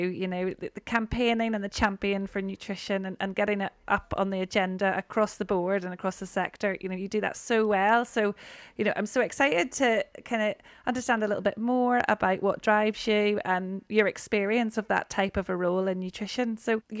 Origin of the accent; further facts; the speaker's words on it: Northern Ireland, United Kingdom; growing up in Northern Ireland